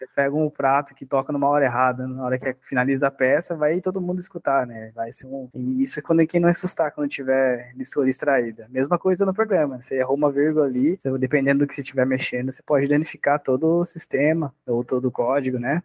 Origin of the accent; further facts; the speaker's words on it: Sorocaba, São Paulo, Brazil; eu sou natural de Sorocaba, né, né, no interior de São Paulo